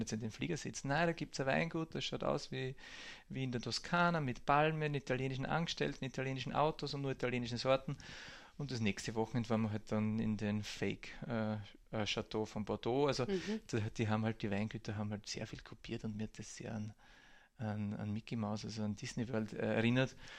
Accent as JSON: {"language": "German", "region": "Burgenland", "country": "Austria", "tie": "born or raised there", "also_born_or_lived": "Hungary", "moved": "as an adult", "said": "als Burgenländer an der Grenze aufgewachsen"}